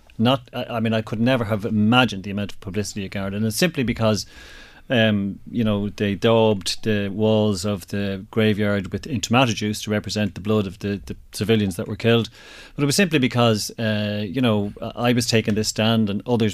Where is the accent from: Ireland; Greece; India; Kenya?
Ireland; also born or lived in Drogheda; I'm very proud of being Irish.